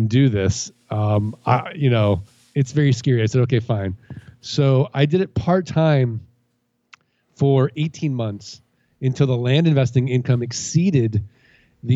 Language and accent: English; St. Louis, Missouri, United States; moved away; also born or lived in Indiana; I grew up in St. Louis, Missouri.